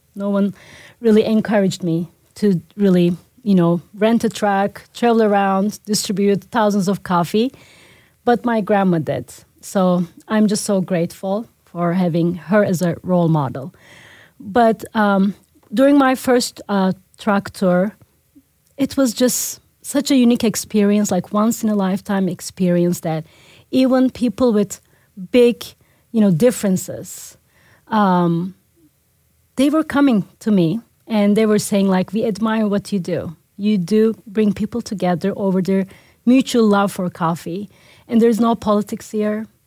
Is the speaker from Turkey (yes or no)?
yes; Turkey; moved away as an adult; the awareness for my home country was very low.